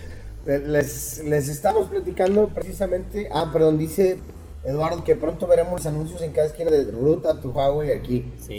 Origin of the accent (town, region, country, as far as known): Mexico